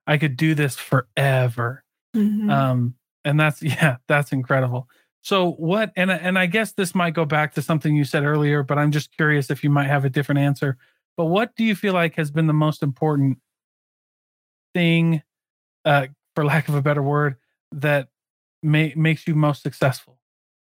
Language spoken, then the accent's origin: English; Keokuk, Iowa, United States; I grew up in a little town called Keokuk, Iowa.